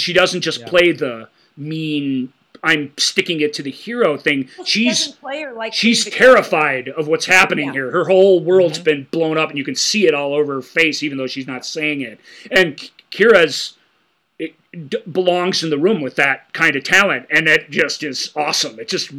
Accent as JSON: {"language": "English", "country": "Canada", "said": "As a Canadian, English people can move to Canada and just say, I'm Canadian now."}